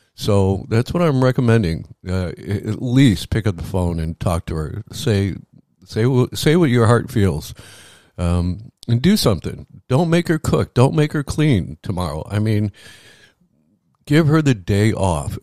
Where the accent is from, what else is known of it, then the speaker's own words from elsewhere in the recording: Chicago, Illinois, United States; now in Florida, United States; Growing up in Chicago in the summers, the summers were hotter than the summers here in Florida